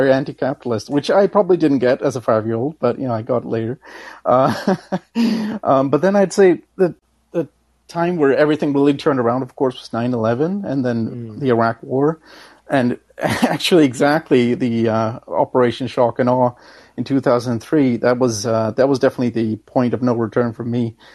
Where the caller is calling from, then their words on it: Denmark; oh yes, I'm calling from